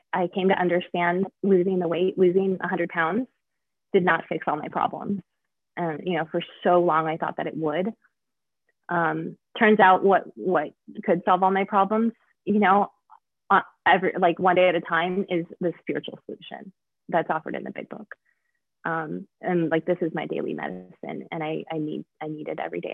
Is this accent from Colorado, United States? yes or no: yes; Denver, Colorado, United States; also born or lived in Mount Laurel, New Jersey; I was born in Denver, um, which is where I live now